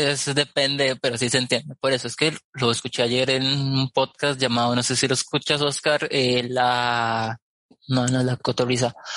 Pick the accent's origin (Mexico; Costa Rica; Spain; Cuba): Costa Rica; yo soy de Costa Rica